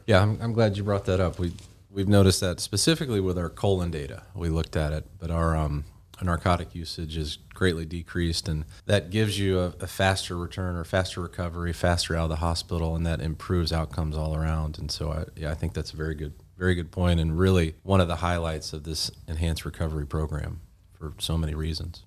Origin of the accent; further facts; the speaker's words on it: Georgia, United States; also born or lived in Tennessee / Birmingham, Alabama; now in West Tennessee, United States; originally grew up in Georgia